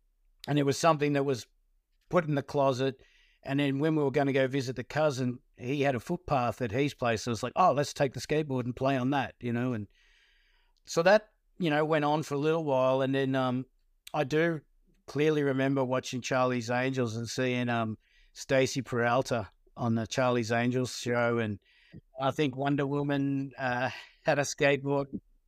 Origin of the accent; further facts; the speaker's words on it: Hoppers Crossing, Victoria, Australia; also born or lived in Werribee; I was born in Werribee in Victoria and raised in Hoppers Crossing